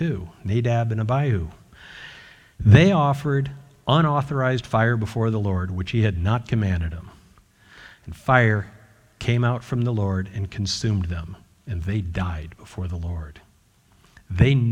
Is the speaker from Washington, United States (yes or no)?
yes; Washington, United States; moved away; also born or lived in Utah; I was born in Utah, grew up mostly in Washington State